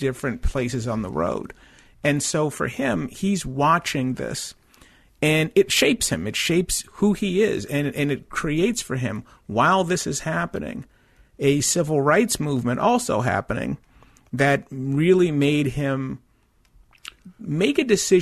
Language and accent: English; Boston, Massachusetts, United States; I grew up in Dorchester